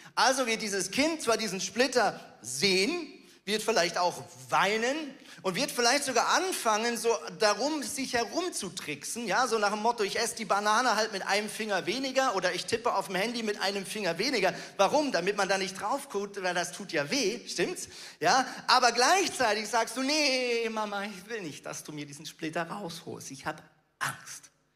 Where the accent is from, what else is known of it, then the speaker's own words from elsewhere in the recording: Switzerland; Ich bin ein Schweizer